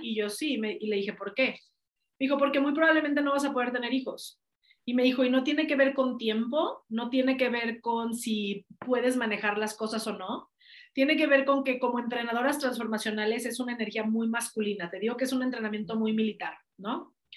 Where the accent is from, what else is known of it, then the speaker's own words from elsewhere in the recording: Mexico; also born or lived in United States; si nací en México también es para algo. Si nací en este país es para, y, eso fue lo que me hizo regresarme de Estados Unidos para acá